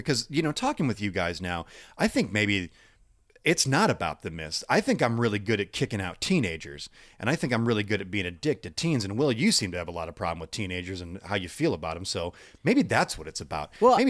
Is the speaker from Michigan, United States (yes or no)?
yes; Michigan, United States; I'm from Michigan.